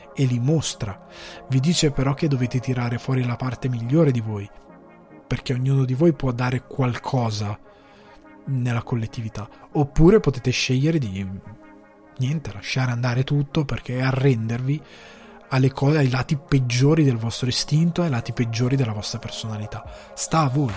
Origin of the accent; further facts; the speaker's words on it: Italy; moved away as an adult; now in Ireland; un'intera generazione, che è la mia, di loro figli, non vive in Italia